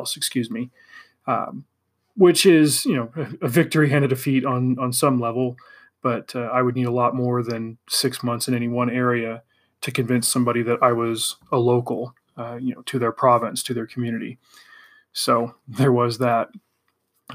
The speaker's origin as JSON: {"language": "English", "region": "California", "country": "United States", "also_born_or_lived": "Spain"}